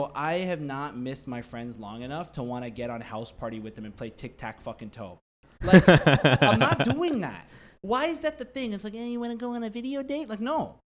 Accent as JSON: {"language": "English", "town": "Shiraz", "region": "Fars", "country": "Iran", "said": "Shirazi. I'm from Shiraz. Shiraz is a town."}